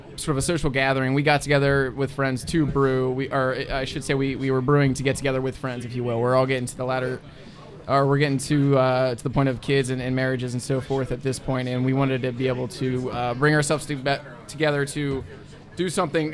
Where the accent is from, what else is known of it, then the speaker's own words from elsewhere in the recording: Anderson Township, Ohio, United States; I'm from Anderson Township